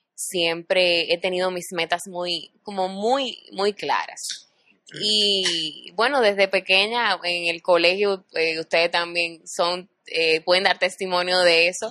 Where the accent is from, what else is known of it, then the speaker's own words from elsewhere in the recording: Dominican Republic; Muy orgullosa de ser dominicana